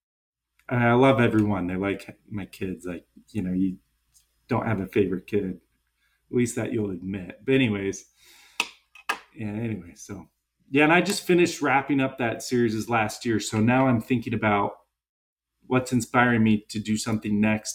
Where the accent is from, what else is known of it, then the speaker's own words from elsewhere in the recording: Seattle, Washington, United States; I'm from Seattle